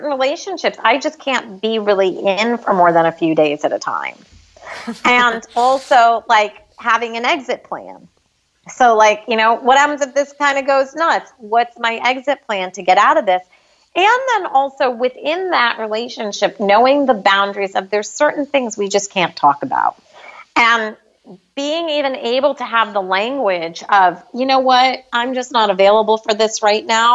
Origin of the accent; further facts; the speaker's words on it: United States; we as American citizens